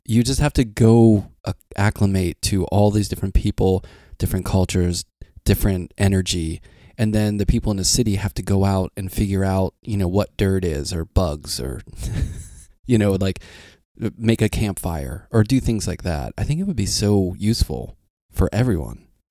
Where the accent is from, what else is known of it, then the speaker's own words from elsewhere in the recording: Pittsburgh, Pennsylvania, United States; moved away; I grew up in Pittsburgh, which is not really, like, a big city